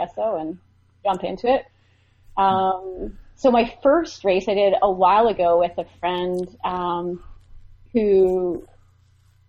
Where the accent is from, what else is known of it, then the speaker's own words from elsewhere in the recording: Vancouver, British Columbia, Canada; also born or lived in Rocky Mountains; I grew up in Vancouver